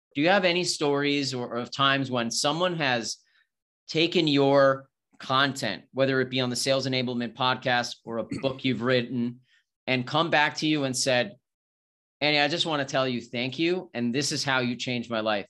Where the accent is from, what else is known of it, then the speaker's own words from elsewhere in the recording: New York, United States; moved away as an adult; now in Austin, United States; I'm originally from New York. I, I live in Austin now